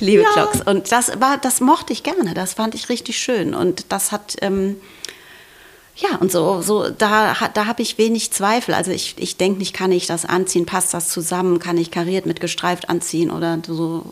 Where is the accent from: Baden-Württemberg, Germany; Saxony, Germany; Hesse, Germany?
Hesse, Germany; Frankfurt am Main; ich komme aus Frankfurt, also am Main